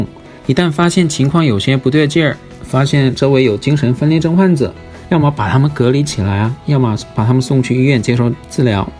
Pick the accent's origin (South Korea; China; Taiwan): South Korea; 我是韩国人。